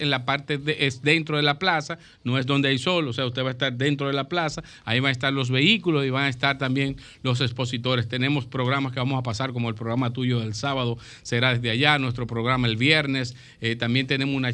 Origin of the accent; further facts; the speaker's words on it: Santiago de los Caballeros, Santiago, Dominican Republic; yo soy del campo